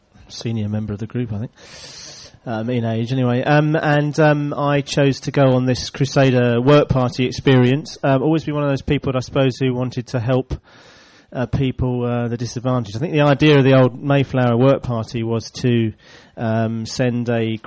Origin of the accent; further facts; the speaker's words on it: St Albans, East of England, United Kingdom; I was from St Albans.